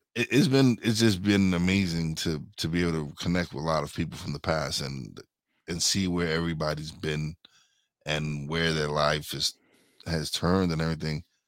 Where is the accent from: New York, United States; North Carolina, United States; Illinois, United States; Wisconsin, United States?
New York, United States; New York City; we're from East New York, Brooklyn